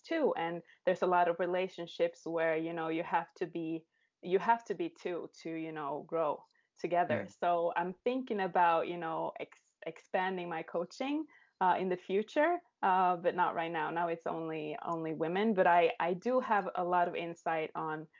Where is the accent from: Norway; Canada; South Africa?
Norway; I'm from Norway